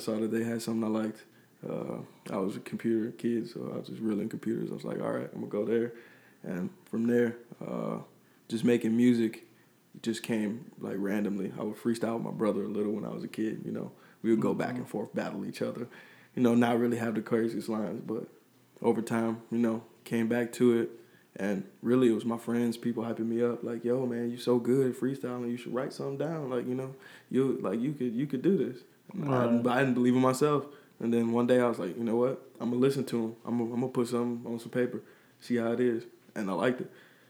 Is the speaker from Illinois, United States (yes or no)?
yes; Chicago, Illinois, United States; Well, I'm originally from the South Suburb of Chicago. As a kid, I moved around a lot, so I was in different states